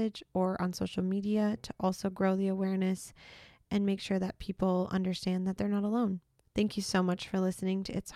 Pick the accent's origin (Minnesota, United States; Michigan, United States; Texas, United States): Minnesota, United States; now in Utah, United States; My mom lives in Minnesota. I'm from Minnesota. So my whole family's in Minnesota